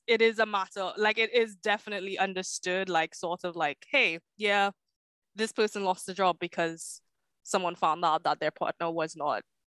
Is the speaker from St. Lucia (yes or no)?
yes; St. Lucia; So I was born in St. Lucia, so in the Caribbean.